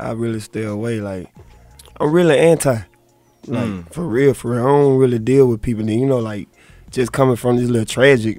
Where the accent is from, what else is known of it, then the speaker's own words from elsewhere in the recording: Monroe, Louisiana, United States; I'm from Monroe.